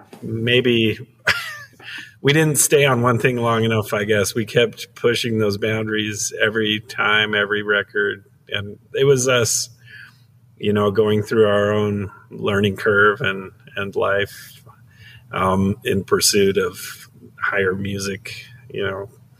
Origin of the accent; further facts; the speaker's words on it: Midway, Utah, United States; born there; No, born in up Midway. It's kind of up in the mountains. It was a Swiss community. They thought it kind of was like the Alps up there, and it very much is.